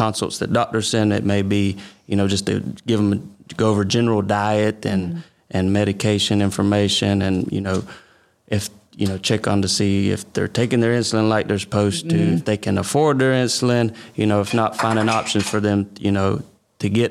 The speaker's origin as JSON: {"language": "English", "town": "Omega", "region": "Georgia", "country": "United States", "tie": "born or raised there", "also_born_or_lived": "Cordele, Georgia", "said": "I'm from Omega, Georgia. I've been there most of my life"}